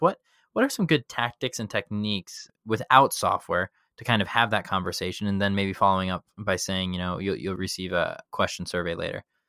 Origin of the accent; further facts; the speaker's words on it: Chicago, Illinois, United States; in middle school growing up in Chicago